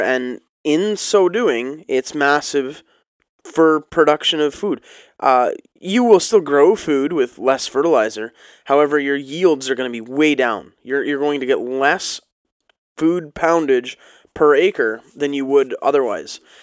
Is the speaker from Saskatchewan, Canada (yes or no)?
no; Ontario, Canada; being Canadian and, and living next to the States